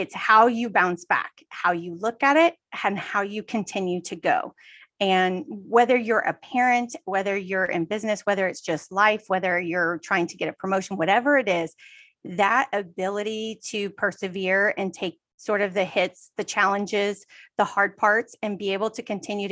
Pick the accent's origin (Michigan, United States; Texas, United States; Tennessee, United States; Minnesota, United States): Texas, United States; now in California, United States; I'm originally from Texas, and we live in California